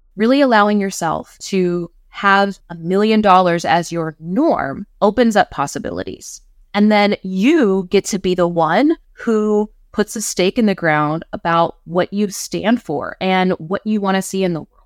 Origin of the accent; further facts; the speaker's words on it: West Virginia, United States; I'm from West Virginia.